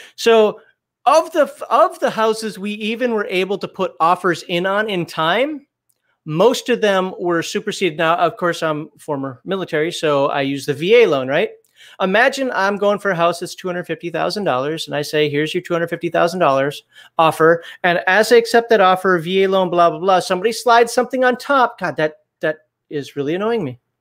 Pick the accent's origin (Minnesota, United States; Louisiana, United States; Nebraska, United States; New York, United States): Minnesota, United States; also born or lived in Germany; now in Alabama, United States; I'm from Minnesota.